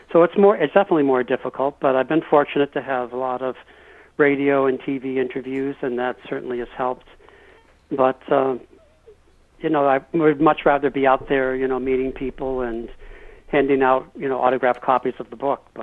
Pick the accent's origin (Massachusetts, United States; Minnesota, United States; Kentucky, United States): Massachusetts, United States; also born or lived in El Paso / Maine / New Hampshire / Newfoundland; before I was 12 years old, I lived, uh, and I was born in El Paso, lived in Maine, New Hampshire, twice in Newfoundland, Canada, and then we settled in Massachusetts.